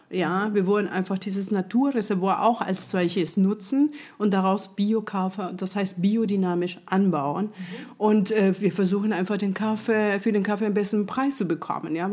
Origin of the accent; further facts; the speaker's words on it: Colombia; German is a second language; now in Munich, Germany; Ich bin Kolumbianerin, ich bin gebürtige Kolumbianerin ähm, und bin 95, genau an deinem Geburtstag, äh, glaube ich, am 12. September bin ich in München angekommen